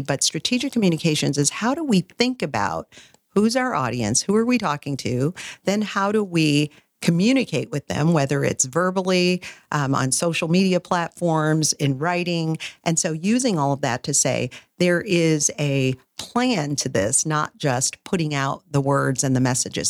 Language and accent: English; Wisconsin, United States; moved away; also born or lived in Fort Worth, Texas; I'm originally from Wisconsin